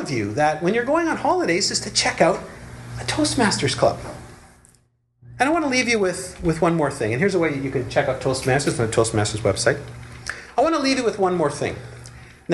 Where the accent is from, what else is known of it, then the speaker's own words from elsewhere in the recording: Montreal, Quebec, Canada; moved away; my hometown where I grew up, Montreal